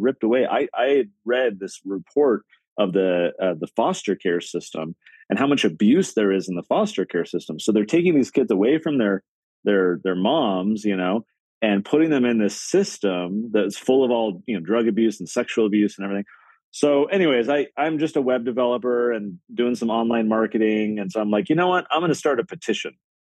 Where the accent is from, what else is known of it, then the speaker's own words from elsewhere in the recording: San Diego, California, United States; I grew up in San Diego, California.